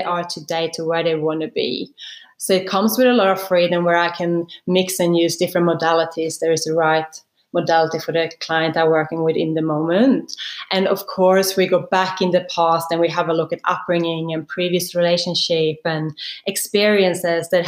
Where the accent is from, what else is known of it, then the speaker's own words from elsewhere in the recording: Sweden; now in Sydney, Australia; I grew up in Sweden in a very small country town. I think it was less than 10,000 people, basically in the middle of Sweden.